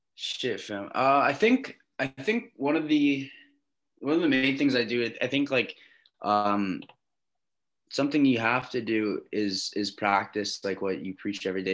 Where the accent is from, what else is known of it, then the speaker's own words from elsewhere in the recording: Canada; also born or lived in Long Island, New York, United States / Oklahoma City, United States; So I moved back here when I was like eight um, from New York to Canada. That was my first time living in Canada. I did like all my high school here